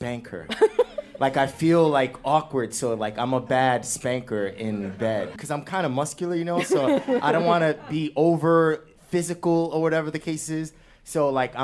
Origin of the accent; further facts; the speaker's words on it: New York, United States; I was born here in New York.